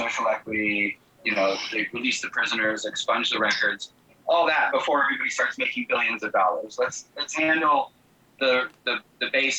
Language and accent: English; Boston, Massachusetts, United States; now in New York, United States; I grew up in Boston and I lived in New York now for 30 years.